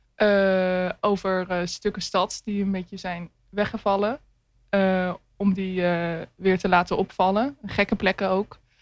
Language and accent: Dutch; Hoogland, Utrecht, Netherlands; moved away as an adult; now in Rotterdam, Netherlands; ik ben geboren in Hoogland. Dat ligt naast Amersfoort